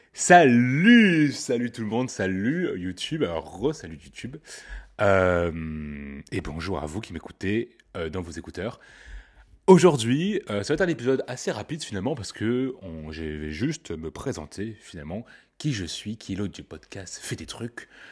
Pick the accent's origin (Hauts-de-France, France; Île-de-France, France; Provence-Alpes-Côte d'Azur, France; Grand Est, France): Île-de-France, France; Paris; Je suis parisien